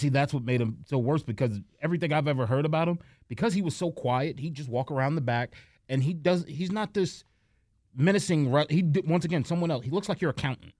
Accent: New York, United States; as a guy from New York, and I remember watching W C W with my brother and growing up in New York

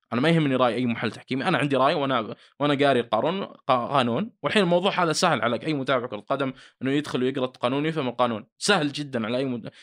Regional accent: Saudi Arabia; عندنا في السعوديه

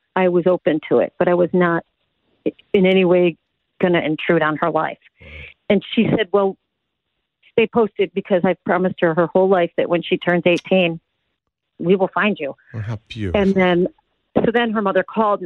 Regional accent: Chicago, Illinois, United States; I grew up in Chicago

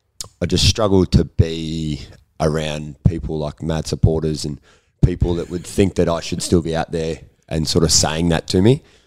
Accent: Bairnsdale, Victoria, Australia; also born or lived in Perth; Down in Bairnsdale.

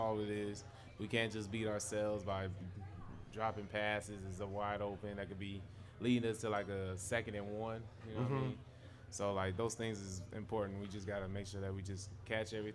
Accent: Inland Empire, California, United States; We both from the IEs

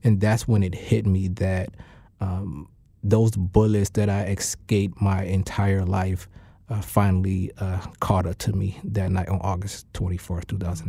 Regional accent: Hartford, Connecticut, United States; Yeah, I'm from Hartford. I was born on Eddy Street in the North End in the Upper Albany neighborhood. And, you know, I grew up in a community riddled with poverty, riddled with violence.

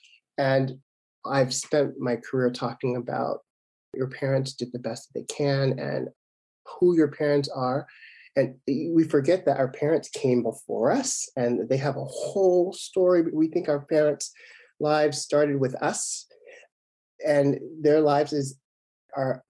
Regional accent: Chicago, Illinois, United States; in 1966 when I was born in Chicago, the south side of Chicago, in a heavily Christian household

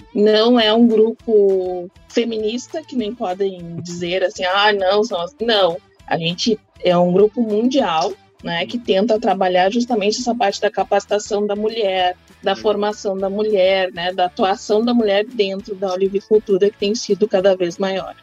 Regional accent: Bagé, Rio Grande do Sul, Brazil; eu sou de Bagé, Rio Grande do Sul

